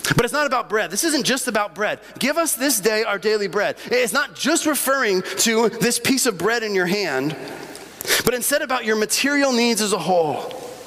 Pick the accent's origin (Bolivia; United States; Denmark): Bolivia; moved away; Growing up in Bolivia, uh, we had little tiendas all over the place.